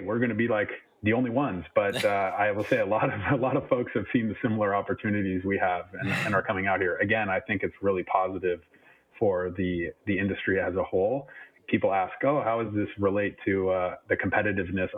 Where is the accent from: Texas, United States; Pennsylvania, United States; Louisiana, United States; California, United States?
California, United States; moved away as an adult; now in Europe; I'm from California, born and raised. I've been out there my whole life.